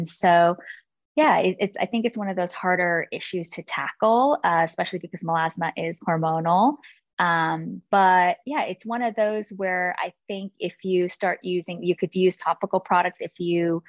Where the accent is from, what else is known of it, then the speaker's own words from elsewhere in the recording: California, United States; I grew up in California